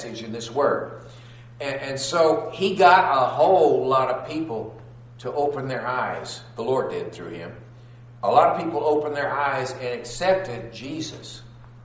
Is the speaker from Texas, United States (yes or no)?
yes; Texas, United States; I'm from the South, grew up in Texas